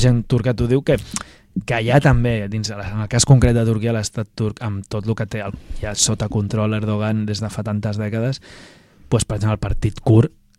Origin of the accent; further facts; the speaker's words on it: Barcelona, Catalonia, Spain; Jo recordo de petit, però molt petit, fa 30 anys o així, hi havia un, un mural gran, una pintada gegant al meu barri Baicarca